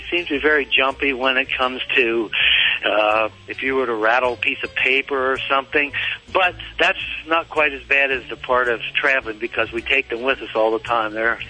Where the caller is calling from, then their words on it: Littlestown, Pennsylvania, United States; Littletown, Pennsylvania, right in the center of the state.